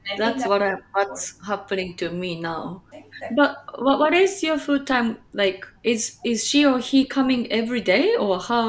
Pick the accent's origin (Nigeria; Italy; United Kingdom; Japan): Japan; also born or lived in Chicagoland, Illinois, United States; now in Chicago, United States